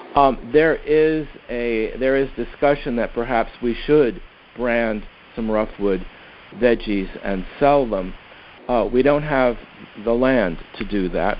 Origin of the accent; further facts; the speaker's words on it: Philadelphia, Pennsylvania, United States; I'm from Philadelphia